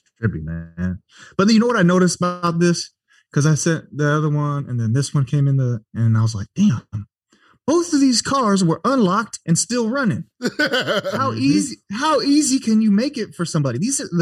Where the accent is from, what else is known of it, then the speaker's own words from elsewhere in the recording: Concord, California, United States; I'm from the Bay Area in California. I grew up in Concord over here